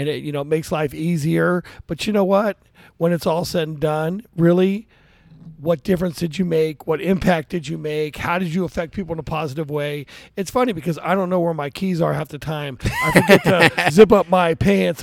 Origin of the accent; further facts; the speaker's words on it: Daly City, California, United States; I was raised in Daly City, California.